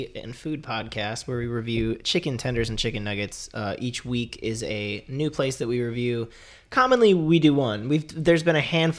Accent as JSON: {"language": "English", "town": "Buffalo Grove", "region": "Illinois", "country": "United States", "moved": "yes", "lives_now": "West Hollywood, United States", "said": "I am 28 years old. I'm from Buffalo Grove, Illinois, and I think technically I live in West Hollywood."}